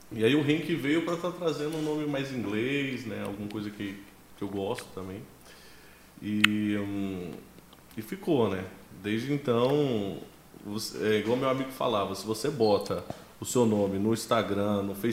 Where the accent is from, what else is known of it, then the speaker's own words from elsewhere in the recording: Ceilândia, Federal District, Brazil; born there; Cara, eu nasci em Brasília